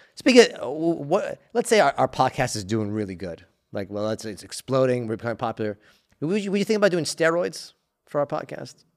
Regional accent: United States; as an American

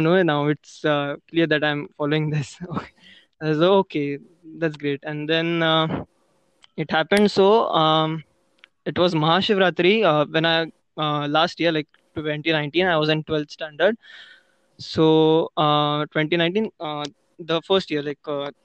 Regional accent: Pune, Maharashtra, India; I'm from Pune.

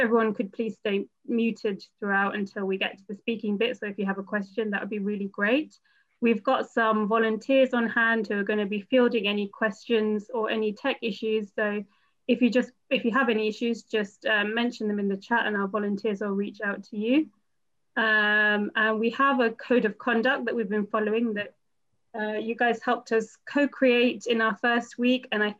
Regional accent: India; now in London, United Kingdom; I'm an Indian woman with a dark bob haircut.

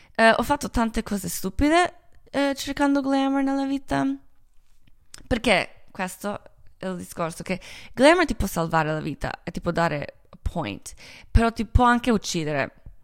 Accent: Croatia; Italian is a second language; moved away; also born or lived in Milan / Los Angeles; Io sono croata

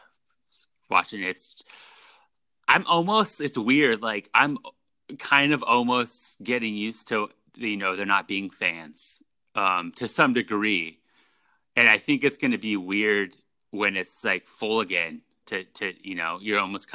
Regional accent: California, United States; growing up in the Bay Area, there was just, you know, talking about music and like, you know, the 60s and the 70s.

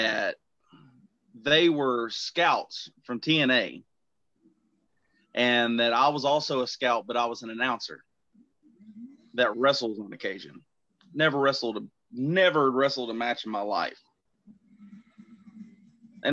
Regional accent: Kingsport, Tennessee, United States; my home state in Kingsport, Tennessee

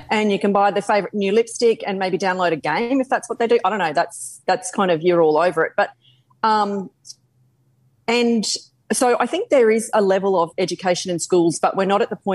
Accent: Clermont, United States; Um, I'm from Clermont and I say to people, how did you get my number?

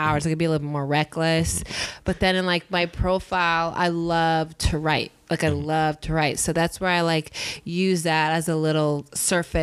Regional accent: Inland Empire, California, United States; also born or lived in Whittier, California; now in Los Angeles, United States; I was born in Whittier, grew up in the Inland Empire, went to an all-girls Catholic high school, St. Lucie's, loved it. Then went to UC Riverside.

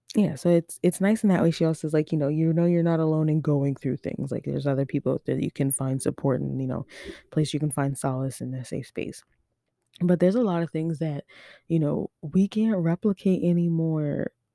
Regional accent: Overtown, Nova Scotia, Canada; also born or lived in Halifax / Dartmouth; I'm from Overtown though, like, on the real, like, I grew up Overtown till I was four

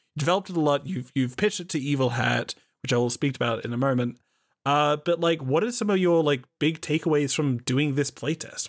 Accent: Australia; I am an Australian

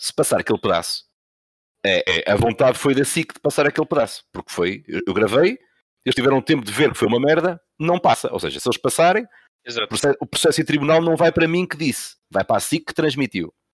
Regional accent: Santa Maria da Feira, Norte, Portugal; porque eu sou de Santa Maria da Feira, Espinho é mesmo ao lado

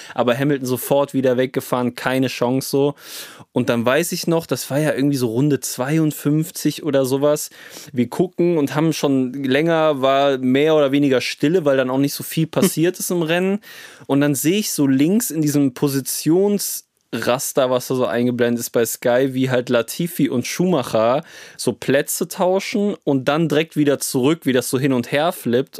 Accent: Cologne, North Rhine-Westphalia, Germany; wir kommen aus Köln, also sind sehr nah zum Nürburgring

